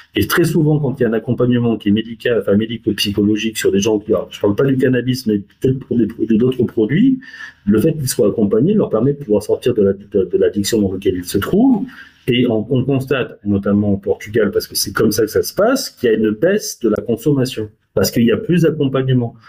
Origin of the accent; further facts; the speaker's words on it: France; on, on est français